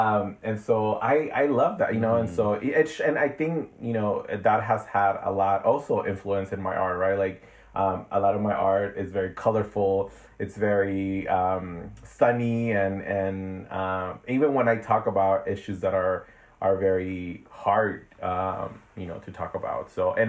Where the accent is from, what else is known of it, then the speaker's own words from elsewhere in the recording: Long Beach, California, United States; also born or lived in Ensenada, Baja California, Mexico / Berkeley, California / Boyle Heights, Los Angeles; now in Los Angeles, United States; I grew up in Long Beach, California. And I was born in Ensenada, Mexico. And I came to the U.S. when I was like 11 years old. And so I've definitely have been here over half of my life. I just turned 37 this year.